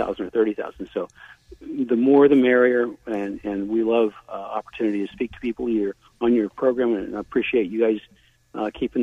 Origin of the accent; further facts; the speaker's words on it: Virginia, United States; I'm from Virginia